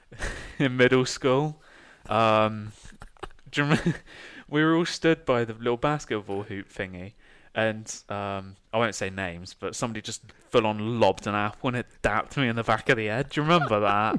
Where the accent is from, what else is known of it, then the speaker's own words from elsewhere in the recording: United Kingdom; as a British person